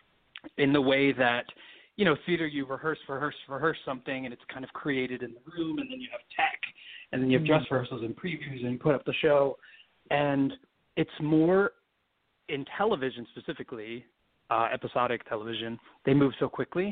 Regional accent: Washington Township, New Jersey, United States; also born or lived in Philadelphia, Pennsylvania; I grew up in southern New Jersey. I was born in South Philly

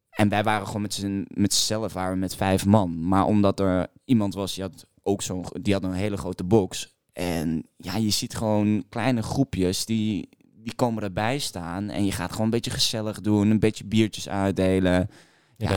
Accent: Maastricht, Limburg, Netherlands; now in Amsterdam, Netherlands; ik kom uit Maastricht

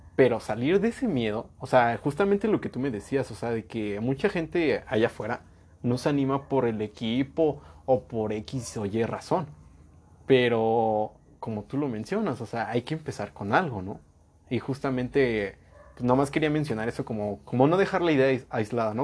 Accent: Mexico; nosotros como mexicanos y como pueblo latinoamericano

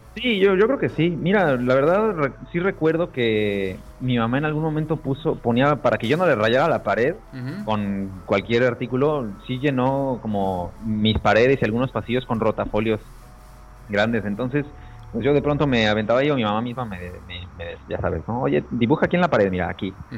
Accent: Aguascalientes, Mexico; moved away as an adult; also born or lived in Puebla, Mexico; now in Madrid, Spain; Soy de Aguascalientes, de México. Inicialmente nací en Ciudad de Puebla, pero bueno, he vivido en Aguascalientes toda mi vida

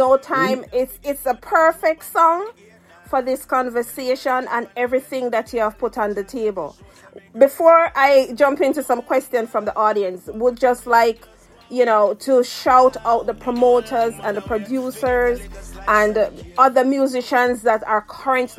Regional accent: Spanish Town, Jamaica; also born or lived in Saint Mary, Jamaica; I'm from St. Mary, and I also grew up in De La Vega City.

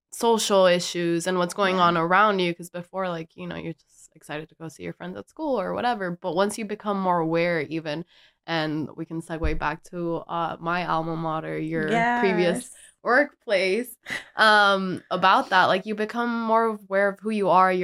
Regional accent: Miami, Florida, United States; growing up in Miami

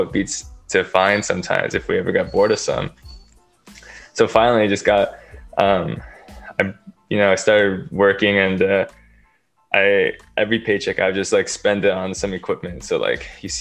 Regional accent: Beaverton, Oregon, United States; now in California, United States; I'm from Oregon, Beaverton to be more exact, but currently living in California

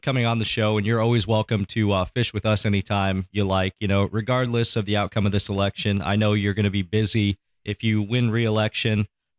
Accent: Iowa, United States; You know, I'm from Northeast Iowa originally.

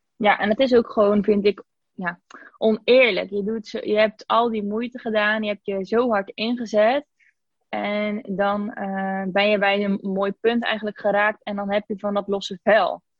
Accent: IJzendijke, Zeeland, Netherlands; moved away as an adult; also born or lived in Spain; now in Breda, Netherlands; Ik kom uit Zeeuws-Vlaanderen, uit een dorpje wat bijna niemand kent, IJzendijken

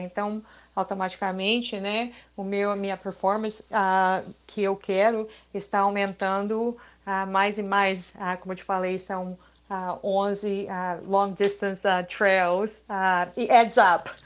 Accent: Rio de Janeiro, Brazil; moved away as an adult; also born or lived in Boston, Massachusetts; now in United States; quando eu me mudei do Rio de Janeiro a, ah, para Boston. E eu nasci na praia

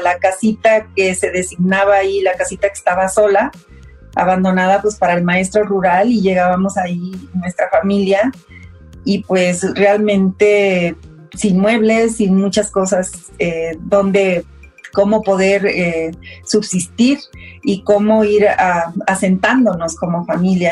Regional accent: Coahuila, Mexico; moved away as an adult; now in Mexico City, Mexico; nací en Coahuila

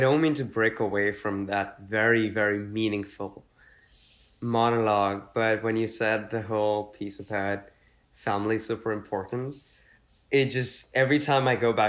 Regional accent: Mumbai, Maharashtra, India; growing up in Mumbai, which is not where most of my family was from

